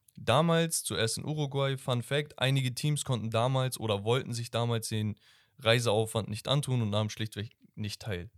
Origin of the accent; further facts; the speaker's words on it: Turkey; ich bin Türke